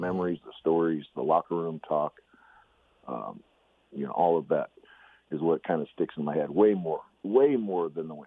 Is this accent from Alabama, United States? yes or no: no; just south of Seattle, Washington, United States; growing up in Seattle, just south of Seattle